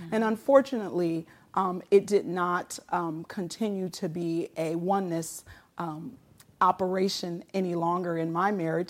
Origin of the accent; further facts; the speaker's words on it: Muskegon, Michigan, United States; moved away as an adult; also born or lived in California; Many of the folks that I grew up with in the Reeves Puffer School District